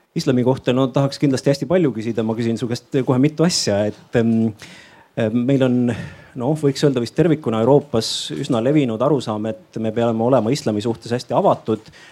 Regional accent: Vigala parish, Rapla County, Estonia; ma olen pärit väikesest maakohast Raplamaalt, Vigala vallast, Jõdivere külast, Aasa talust.

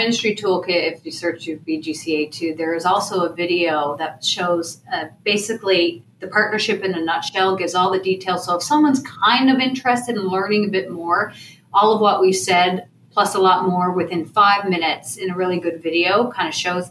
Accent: Canada; Canada! I'm from Canada! I'm Canadian!

